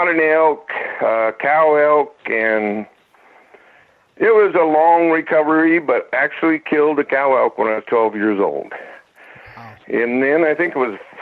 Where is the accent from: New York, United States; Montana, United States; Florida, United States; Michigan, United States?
Montana, United States; Glasgow; also born or lived in Wolf Point, Montana; I was born in Wolf Point, Montana in 53, I guess. And that's there's an Indian reservation there. And my dad was building houses, and we moved to Glasgow shortly thereafter